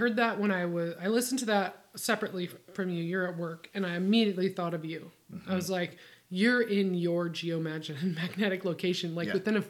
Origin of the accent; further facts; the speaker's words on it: Sedro-Woolley, Washington, United States; I was born in the Cedar Woolley Hospital.